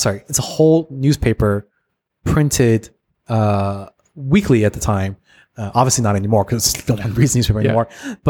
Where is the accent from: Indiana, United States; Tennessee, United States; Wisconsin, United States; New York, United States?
Wisconsin, United States; I grew up in Wisconsin.